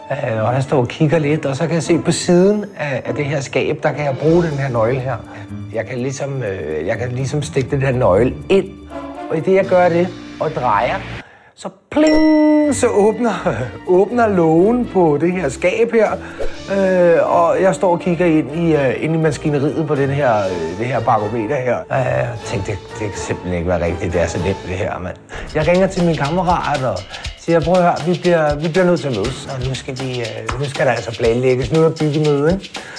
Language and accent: Danish; Amager, Capital Region of Denmark, Denmark; Jeg er øh, født og opvokset på Amager.